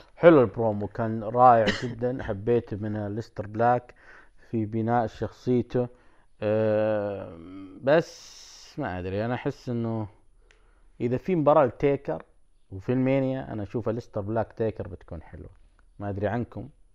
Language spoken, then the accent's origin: Arabic; Saudi Arabia; عندنا بالسعوديه